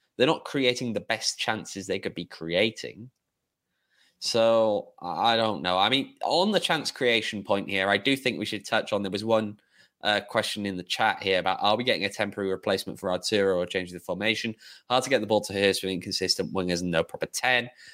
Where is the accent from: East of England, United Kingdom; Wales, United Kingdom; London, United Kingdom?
Wales, United Kingdom; Welsh; moved away; I'm Welsh